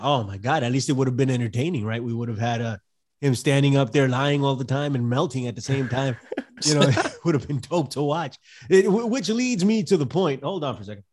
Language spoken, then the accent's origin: English; New York City, New York, United States; from the Bronx